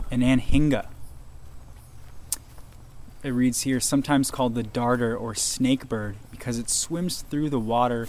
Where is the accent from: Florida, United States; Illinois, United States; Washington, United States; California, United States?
Florida, United States; growing up in Florida